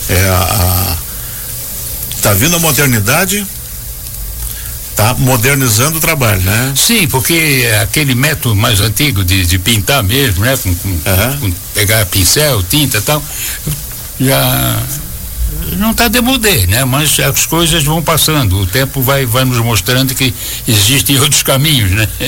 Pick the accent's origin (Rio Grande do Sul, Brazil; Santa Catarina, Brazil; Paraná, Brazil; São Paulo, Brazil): Santa Catarina, Brazil; Florianópolis; Eu sou de Florianópolis. Da capital.